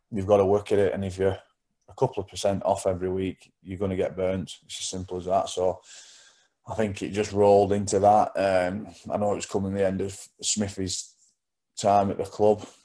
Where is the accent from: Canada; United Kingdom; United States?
United Kingdom; Wigan, North West England; now in Leigh, United Kingdom; I grew up in Wigan